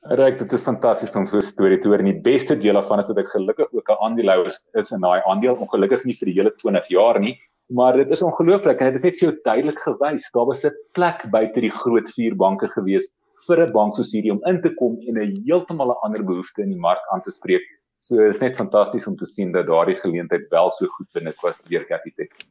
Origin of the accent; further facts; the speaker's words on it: South Africa; ons as Suid-Afrikaners